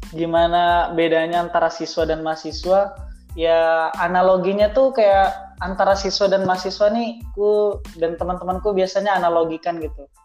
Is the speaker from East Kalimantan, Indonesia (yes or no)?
yes; Bontang, East Kalimantan, Indonesia; born there; Saya saya lahir di kota Bontang, tepatnya pada tanggal 30 April 1999.